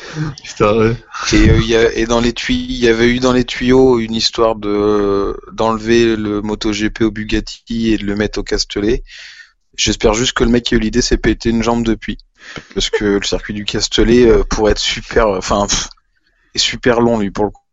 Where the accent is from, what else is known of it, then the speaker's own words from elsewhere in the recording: France; qu'on est français, qu'on aime notre pays